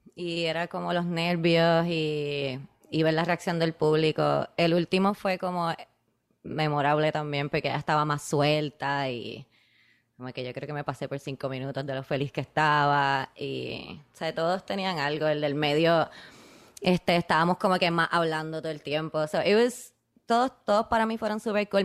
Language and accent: Spanish; Puerto Rico; yo soy de Puerto Rico